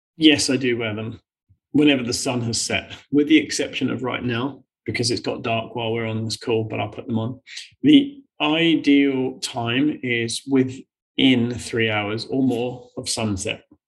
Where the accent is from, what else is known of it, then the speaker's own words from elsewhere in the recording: United Kingdom; we're British